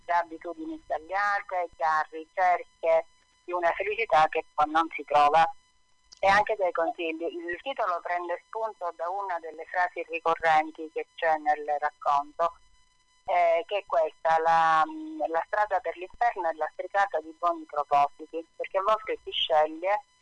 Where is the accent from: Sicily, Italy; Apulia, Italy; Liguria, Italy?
Sicily, Italy; io ambiento tutto in Sicilia perché è la mia terra